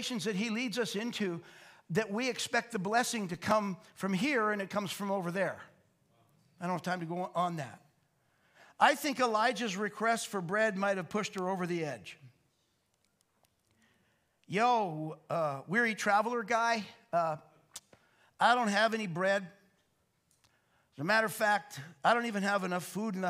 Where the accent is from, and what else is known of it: Canada